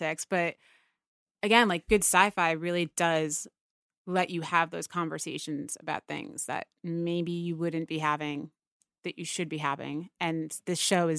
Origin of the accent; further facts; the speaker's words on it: United States; my hometown is right outside of the city